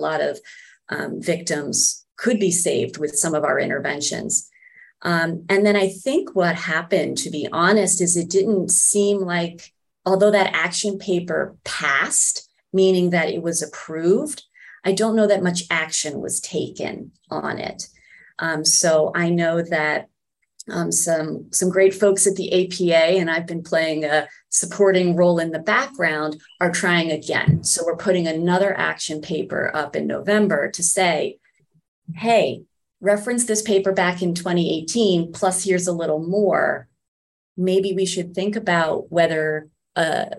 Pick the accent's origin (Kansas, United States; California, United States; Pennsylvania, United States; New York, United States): New York, United States; I am a New Yorker.